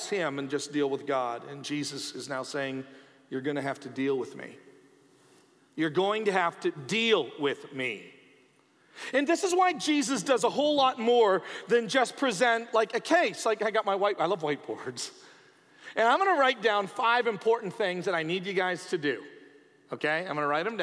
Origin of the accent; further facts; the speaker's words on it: Canada; as a Canadian